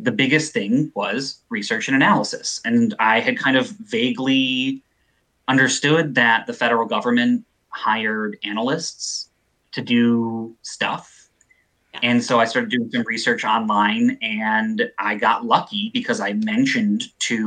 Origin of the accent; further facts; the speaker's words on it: Evanston, Illinois, United States; moved away; I'm from Evanston. So I grew up just outside of Chicago